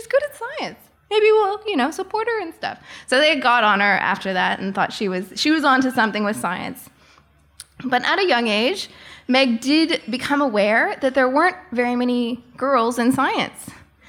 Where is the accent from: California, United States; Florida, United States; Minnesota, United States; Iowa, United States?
Florida, United States; So I'm a wildlife biologist by education and a museum scientist by occupation. I grew up in Florida